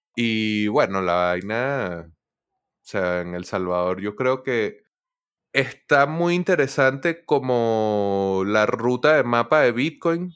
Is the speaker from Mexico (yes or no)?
no; Venezuela; soy venezolano